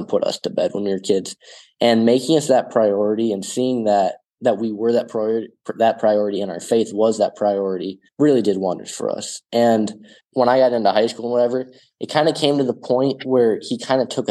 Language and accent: English; small town South Dakota, United States; my call to be a missionary is to just be a missionary in my hometown, in my home parish